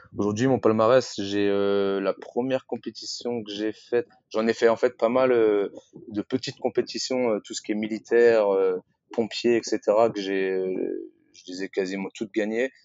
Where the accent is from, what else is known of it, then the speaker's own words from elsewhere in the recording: Rennes, Brittany, France; moved away as an adult; now in Paris, France; à la base, je suis originaire de Rennes et je vis à Paris maintenant depuis 10 ans.